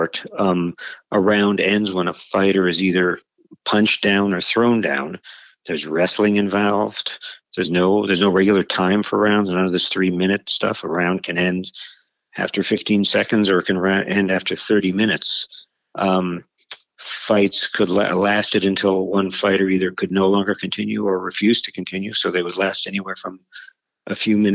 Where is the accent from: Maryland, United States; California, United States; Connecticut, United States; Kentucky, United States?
California, United States; Los Angeles; moved away as an adult; I'm from Los Angeles, and never lived there again after leaving for college